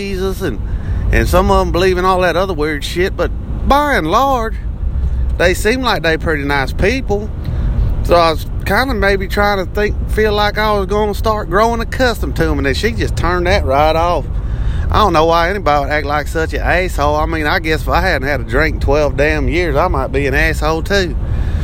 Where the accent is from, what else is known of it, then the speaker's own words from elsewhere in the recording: Texas, United States; accent: redneck; I am from Texas